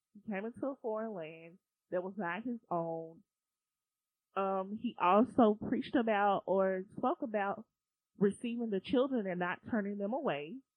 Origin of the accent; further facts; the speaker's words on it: United States; I'm American